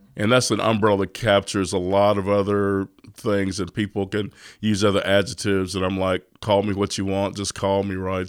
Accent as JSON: {"language": "English", "town": "Austin", "region": "Texas", "country": "United States", "tie": "born or raised there", "said": "I was, uh, born and raised in East Austin"}